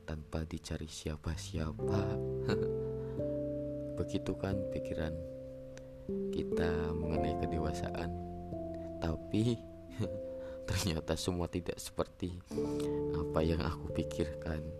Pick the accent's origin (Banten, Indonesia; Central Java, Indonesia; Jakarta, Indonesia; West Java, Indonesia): Central Java, Indonesia; Pekalongan; born there; umurku kali ini baru menginjak 20 tahun dan aku lahir di Pekalongan lebih tepatnya di perbatasan antara Kabupaten Pekalongan dan Kabupaten Banjarnegara